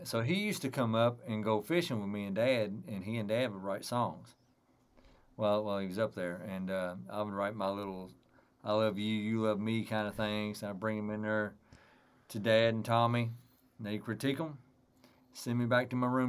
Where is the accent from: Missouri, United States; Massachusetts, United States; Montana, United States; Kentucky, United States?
Kentucky, United States; Rosine; And …'s from my hometown also. So I was raised around Grassers and all that.